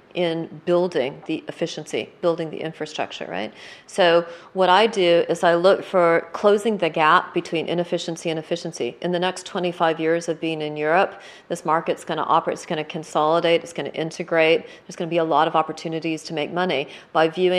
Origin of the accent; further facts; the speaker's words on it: United States; now in United Kingdom; now as an American